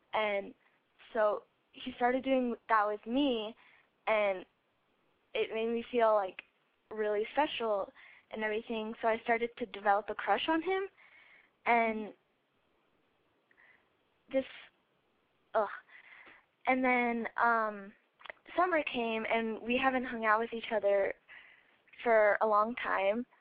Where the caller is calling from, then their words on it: Colorado, United States; I'm calling from Colorado, and I am 14.